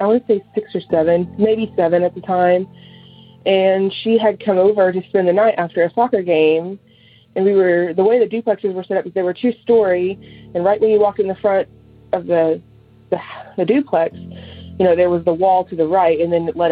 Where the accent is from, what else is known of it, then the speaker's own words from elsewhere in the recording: Sherman, Texas, United States; also born or lived in Denison, Texas; I'm from Sherman, Texas